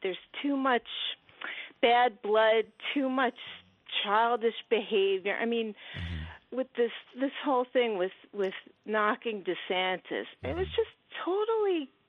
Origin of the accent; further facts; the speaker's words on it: New Jersey, United States; I'm from Jersey.